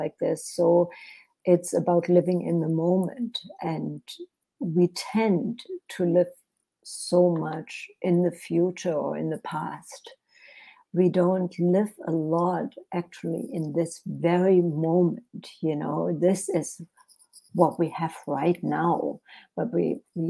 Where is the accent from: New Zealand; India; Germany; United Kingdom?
Germany; English is a second language; moved away as an adult; also born or lived in Europe; now in United States; English is actually my second language, because I was born in Germany and lived in Europe for many years before I came to the United States.